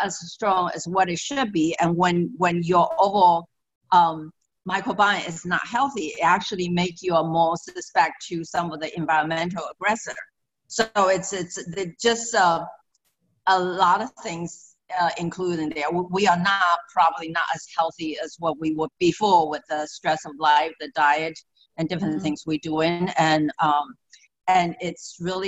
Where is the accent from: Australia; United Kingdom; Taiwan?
Taiwan; moved away as an adult; also born or lived in Maryland, United States; now in Florida, United States; I'm actually originally from Taiwan, and I came here and I got a degree in food nutrition